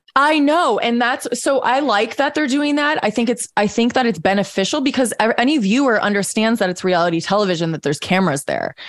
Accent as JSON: {"language": "English", "region": "Missouri", "country": "United States", "said": "we're both from Missouri"}